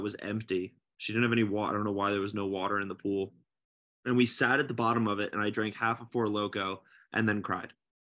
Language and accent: English; New Jersey, United States; I grew up in Jersey